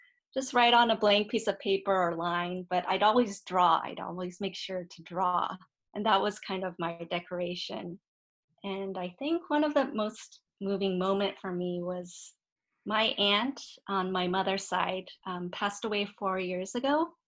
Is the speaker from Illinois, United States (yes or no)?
no; San Francisco, California, United States; I was actually born and raised in San Francisco.